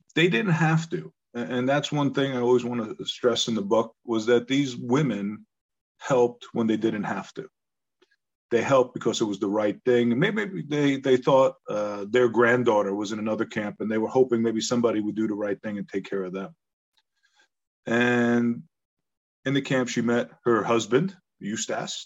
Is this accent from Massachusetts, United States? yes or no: no; Long Island, New York, United States; also born or lived in Bronx, New York; I was born in the Bronx. We moved out to Long Island, you know, to the suburbs